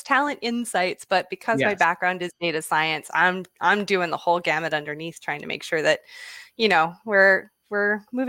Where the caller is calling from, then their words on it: Vancouver Island, British Columbia, Canada; I'm calling in from Vancouver Island in British Columbia, Canada.